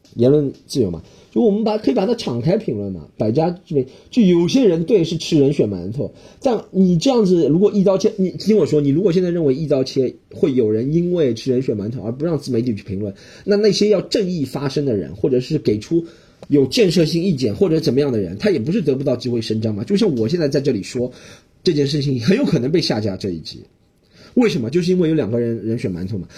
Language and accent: Chinese; China; 我们中国人